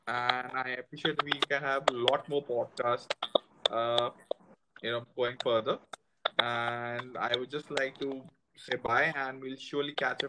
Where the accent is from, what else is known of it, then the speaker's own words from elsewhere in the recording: India; now in Bangalore, India; we are from India.